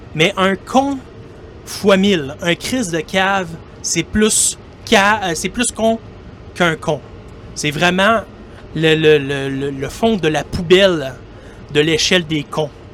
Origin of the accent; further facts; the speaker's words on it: Quebec, Canada; accent: Québécois; vous allez euh, sûrement le reconnaître par mon accent. Pour ceux qui ne me connaissent pas, je suis un Québécois. Et eh oui, je suis un Québécois qui habite au Québec